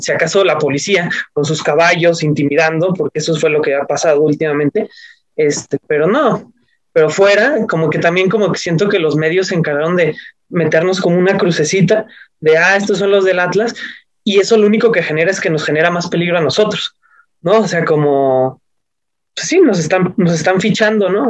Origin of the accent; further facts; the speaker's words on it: Mexico City, Mexico; yo soy del DF